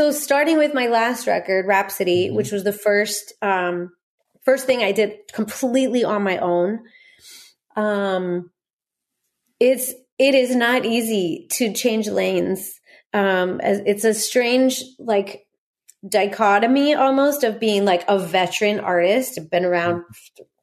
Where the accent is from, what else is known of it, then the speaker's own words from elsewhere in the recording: Corona, California, United States; born there; also born or lived in Norco; I was born in Corona and and spent the first two years of my life in Norco.